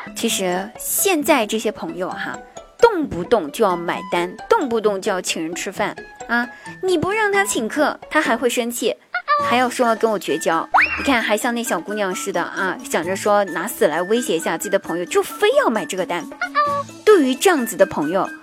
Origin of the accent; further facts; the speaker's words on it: Guizhou, China; 我们家乡代表性的美食呢，叫做，呃 丝娃娃